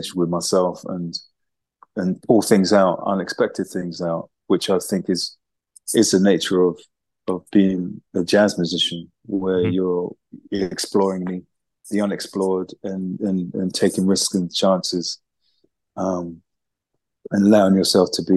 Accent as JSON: {"language": "English", "region": "London", "country": "United Kingdom", "tie": "born or raised there", "said": "as a teenager growing up in East London, Hackney, during the 70s"}